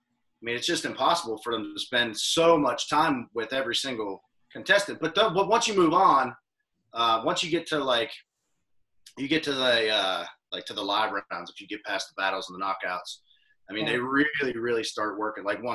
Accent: Crescent, Pennsylvania, United States; now in Nashville, United States; where I'm from Pennsylvania, a real small town called Crescent

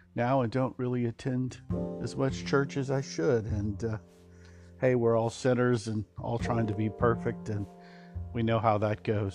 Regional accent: Texas, United States; I was uh, born in uh, Texas

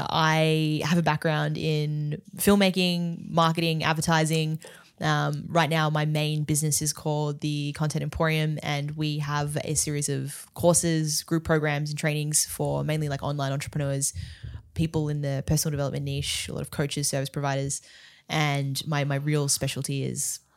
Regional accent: Melbourne, Victoria, Australia; I'm Australian, yeah.

